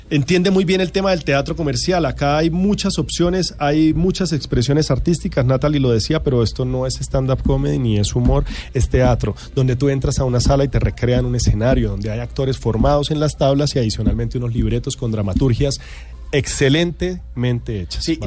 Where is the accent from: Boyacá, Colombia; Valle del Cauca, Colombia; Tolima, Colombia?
Tolima, Colombia; Ibagué; yo soy de Ibagué, yo soy Ibagué.